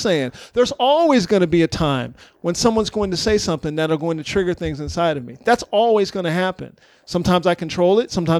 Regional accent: the South, United States; moved away; I grew up in the South.

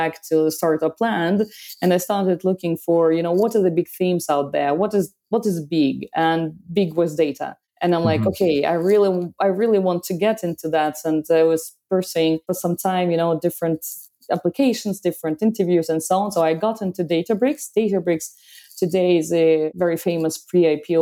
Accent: Belarus; also born or lived in France; now in Paris, France; By origin, I'm from Belarus and it's been a long time. I left the country, did lots of geographies in my life.

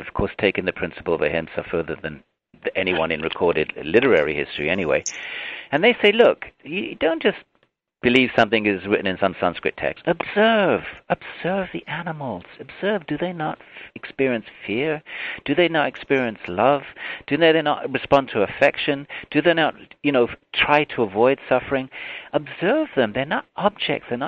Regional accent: United Kingdom; now in United States; my home country, the U.K.

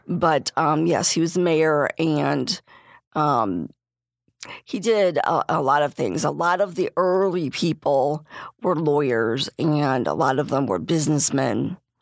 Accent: Bradley, Illinois, United States; I'm from Bradley.

